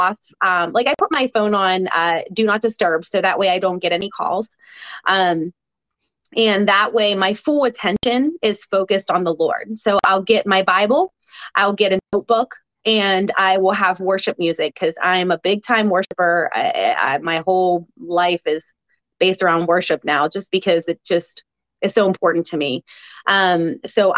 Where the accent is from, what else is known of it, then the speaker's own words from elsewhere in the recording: United States; as an American